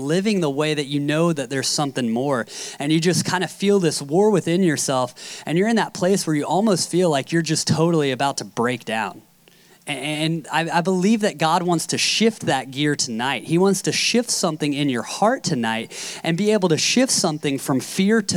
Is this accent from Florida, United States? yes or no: no; Carlsbad, California, United States; I'm from Carlsbad, so it's about a two-hour drive west